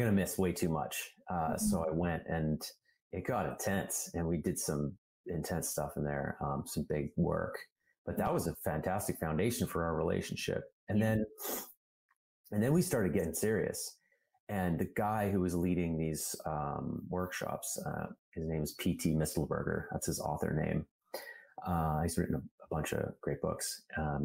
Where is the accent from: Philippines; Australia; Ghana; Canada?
Canada; Calgary, Alberta; I grew up in Calgary, Alberta, which is like the Texas of Canada